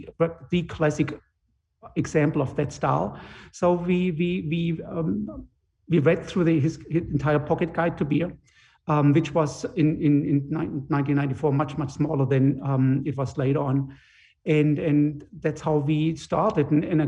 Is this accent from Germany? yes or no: yes; Germany; moved away as an adult; now in Connecticut, United States; I grew up in Germany